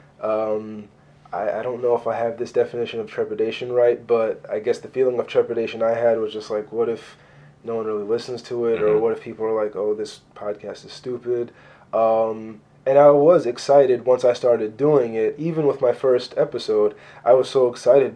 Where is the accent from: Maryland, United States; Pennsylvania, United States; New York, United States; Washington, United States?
Maryland, United States; Baltimore; I spent most of my life out in the county from when my sister and I started school